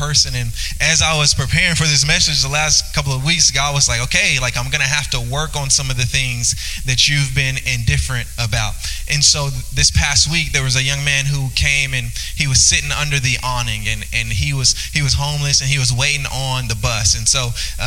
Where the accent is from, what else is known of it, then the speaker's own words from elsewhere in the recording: Louisiana, United States; now in Northwest Arkansas, United States; I'm from Louisiana